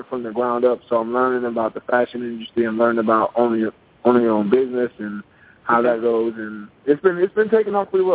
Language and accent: English; Piscataway, New Jersey, United States; my hometown of Piscataway